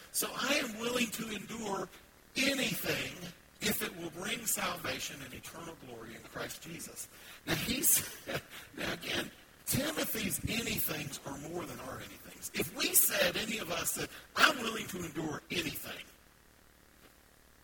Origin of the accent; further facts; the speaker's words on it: the South, United States; I'm from the South. I can say ain't